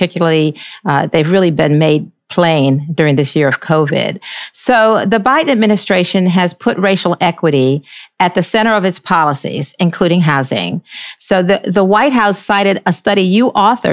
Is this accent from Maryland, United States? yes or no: yes; Baltimore, Maryland, United States; now in Charlotte, United States; where I grew up in Baltimore, Maryland